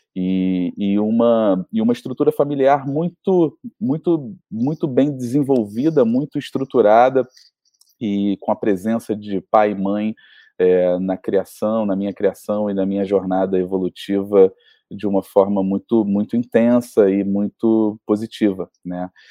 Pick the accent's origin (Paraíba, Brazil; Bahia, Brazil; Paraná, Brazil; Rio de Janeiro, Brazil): Rio de Janeiro, Brazil; a gente nasceu no Rio de Janeiro é, com essa referência mineira